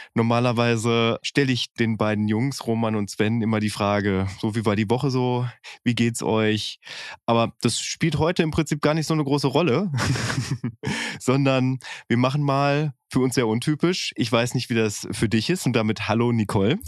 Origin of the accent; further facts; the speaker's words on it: North Rhine-Westphalia, Germany; Ich bin auch eher behütet auf dem Land, äh, in Ostwestfalen aufgewachsen